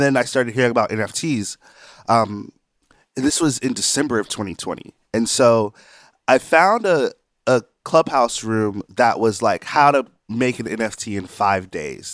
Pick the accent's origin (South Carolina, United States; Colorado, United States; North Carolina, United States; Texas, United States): South Carolina, United States; I'm from South Carolina